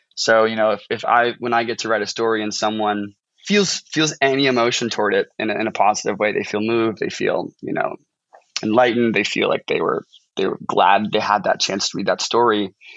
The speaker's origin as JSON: {"language": "English", "town": "St. Charles", "region": "Missouri", "country": "United States", "tie": "born or raised there", "moved": "as an adult", "lives_now": "Washington, United States", "said": "I'm from um, a town called St. Charles, so it's pretty much it's the St. Louis suburbs"}